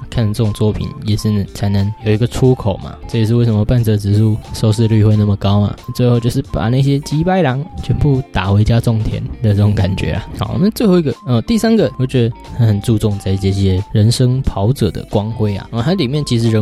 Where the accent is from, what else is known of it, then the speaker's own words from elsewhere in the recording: Taiwan; 我们台湾人